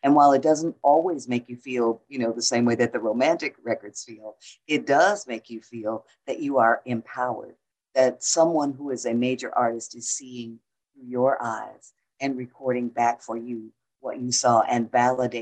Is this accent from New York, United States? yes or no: no; Detroit, Michigan, United States; I'm from Detroit, and my high school was two blocks down the street from Motown